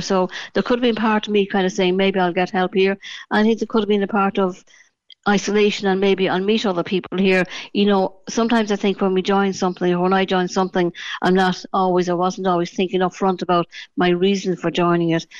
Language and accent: English; Dublin, Leinster, Ireland; now in Cork, Ireland; I originally from Dublin. I moved to Cork in 1977. You know, as I'd say, I was born in Dublin, but I am a, a, a true Cork woman